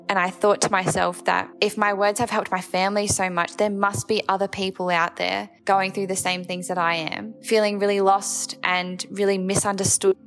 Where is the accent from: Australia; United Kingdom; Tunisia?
Australia; Adelaide, South Australia; I'm from Adelaide in South Australia